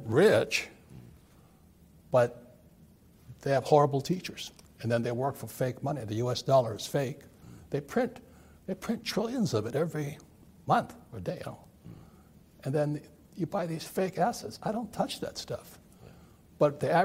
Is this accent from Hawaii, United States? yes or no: yes; Hawaii, United States; I grew up in Hawaii, a fourth generation Japanese American